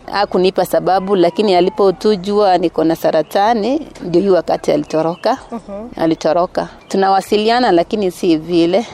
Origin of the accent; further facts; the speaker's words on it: Mosoriot, Nandi County, Kenya; Natoka Nandi County